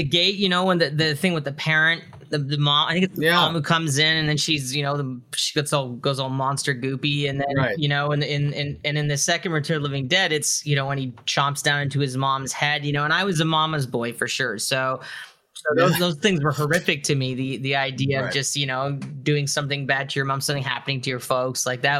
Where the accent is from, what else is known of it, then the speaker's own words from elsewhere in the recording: Mississauga, Ontario, Canada; I grew up in Mississauga, Yeah, suburb.